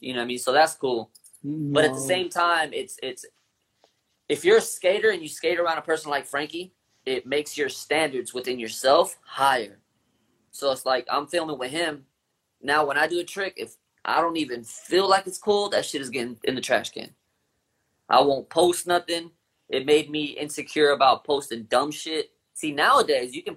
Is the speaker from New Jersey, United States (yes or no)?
no; Long Beach, California, United States; I come from Long Beach.